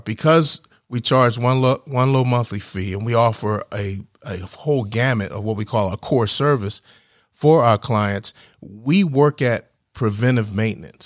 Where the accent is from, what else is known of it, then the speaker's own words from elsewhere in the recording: New Jersey, United States; moved away as an adult; now in Georgia, United States; I grew up in New Jersey. uh, just across the bridge from Philadelphia